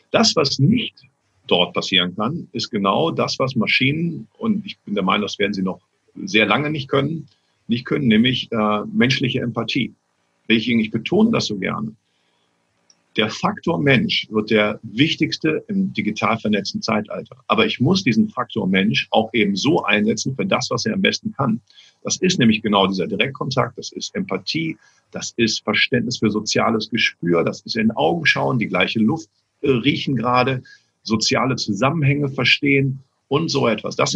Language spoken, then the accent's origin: German; Cologne, North Rhine-Westphalia, Germany; Also ich bin ja als Kölner, vergleiche ich ja auch immer diese, diese, diese Welt äh, mit, Karneval.